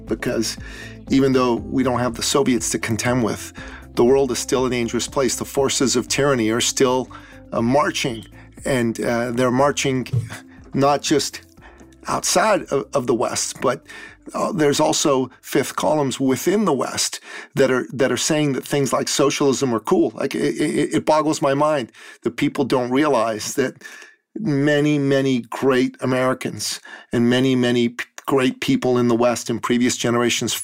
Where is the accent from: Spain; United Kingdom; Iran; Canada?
Iran; moved away; I came from Iran.